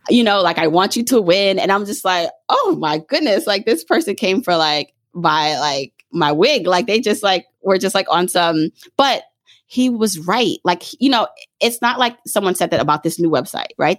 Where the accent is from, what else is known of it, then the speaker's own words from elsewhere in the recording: Jamaica; moved away; I was born in Jamaica, the island